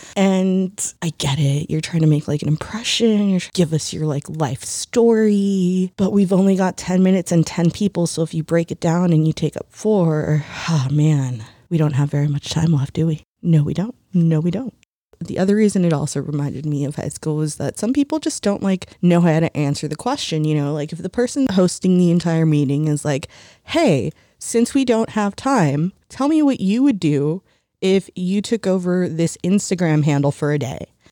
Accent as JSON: {"language": "English", "country": "United States", "said": "ourselves as Americans"}